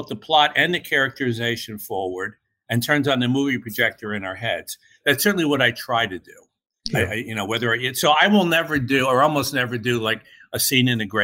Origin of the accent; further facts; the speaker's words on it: Newburgh, New York, United States; I grew up in Newburgh, New York, as you mentioned, and Newburgh is a tough little river town